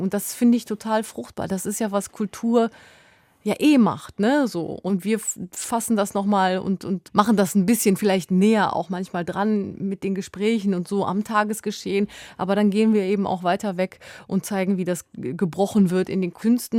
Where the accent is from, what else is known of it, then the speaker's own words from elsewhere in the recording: West Germany, Germany; ich bin in Westdeutschland aufgewachsen als Kind von Gastarbeitern